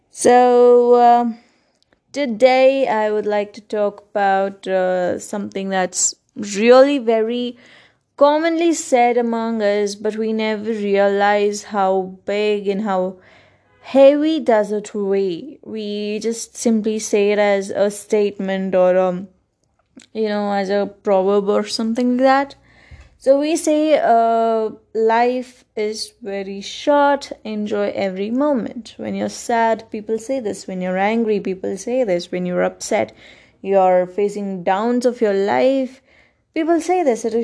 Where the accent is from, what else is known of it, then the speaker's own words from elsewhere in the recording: Karnataka, India; first language Kannada; English is a second language; in the next few days, I will release a podcast of the same thing in Kannada, which is my mother tongue.